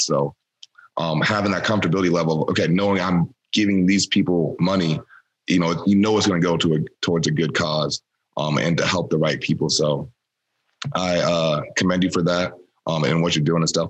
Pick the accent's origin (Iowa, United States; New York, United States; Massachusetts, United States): Iowa, United States; moved away as an adult; now in Green Bay, United States; I'm from Iowa, so I kind of uh, have peeped Wisconsin growing up